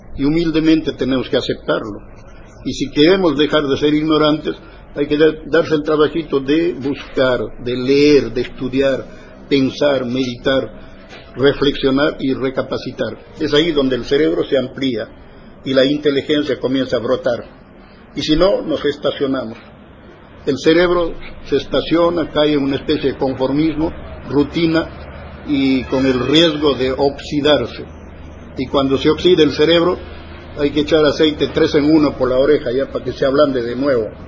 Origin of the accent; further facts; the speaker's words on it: Huaraz, Ancash, Peru; me llevaron al Santiago Antunes Mayolo, en Huaraz, en mi tierra